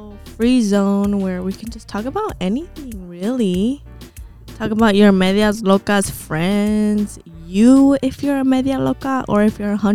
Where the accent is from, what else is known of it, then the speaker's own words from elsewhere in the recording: Orange County, California, United States; We're from OC